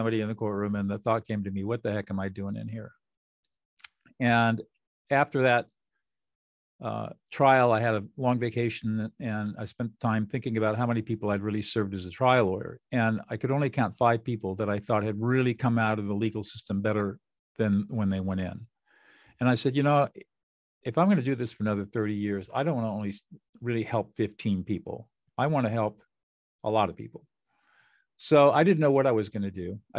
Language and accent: English; California, United States; born there; Well, I was born in 1950 in Southern California in affluence and privilege.